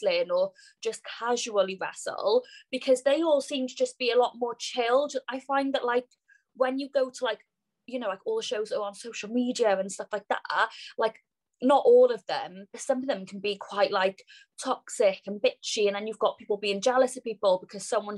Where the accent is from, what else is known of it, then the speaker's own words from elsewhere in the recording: Cardiff, Wales, United Kingdom; I'm from Cardiff, Wales